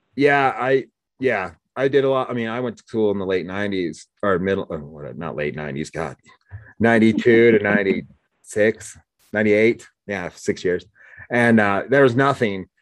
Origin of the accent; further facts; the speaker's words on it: Oregon, United States; moved away; also born or lived in Laramie, Wyoming; I grew up in Oregon